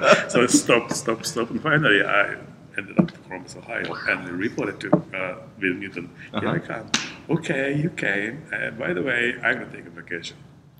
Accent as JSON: {"language": "English", "country": "Japan", "second_language": "English", "moved": "as an adult", "lives_now": "United States", "said": "So, but I was just arrived from Japan, so my English is very bad."}